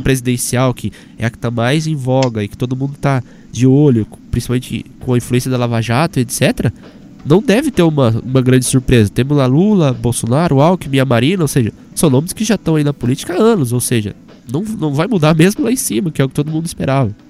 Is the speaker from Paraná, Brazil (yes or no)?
yes; Apucarana, Paraná, Brazil; now in Curitiba, Brazil; lá na minha cidade, por exemplo, Apucarana